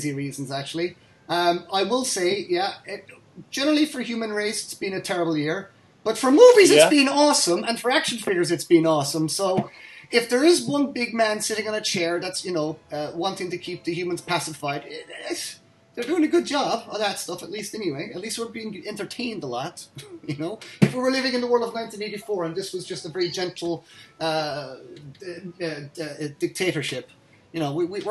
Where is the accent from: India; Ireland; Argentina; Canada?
Ireland; accent: Irish; I'm the Irish one.